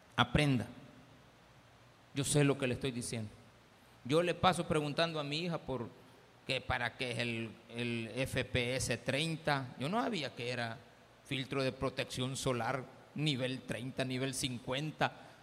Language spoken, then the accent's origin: Spanish; El Salvador; somos los salvadoreños